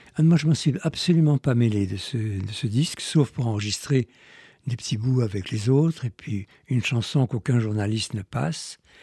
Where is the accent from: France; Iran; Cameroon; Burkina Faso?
Iran; je suis né en Iran, j'aime mieux dire en Perse